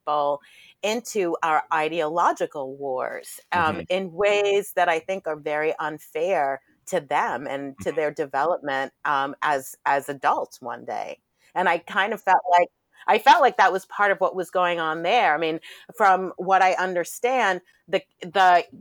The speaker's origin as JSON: {"language": "English", "town": "New York City", "region": "New York", "country": "United States", "tie": "born or raised there", "said": "growing up in Brooklyn"}